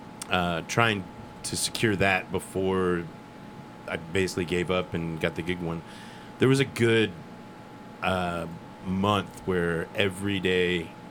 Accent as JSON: {"language": "English", "region": "Midwest", "country": "United States", "moved": "yes", "said": "I'm from the Midwest."}